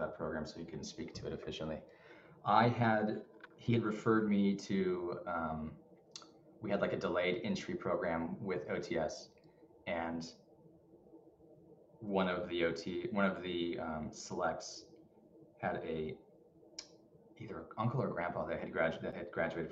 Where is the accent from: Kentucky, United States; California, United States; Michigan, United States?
California, United States; Anaheim; moved away; I'm from Anaheim, California. I love it, SoCal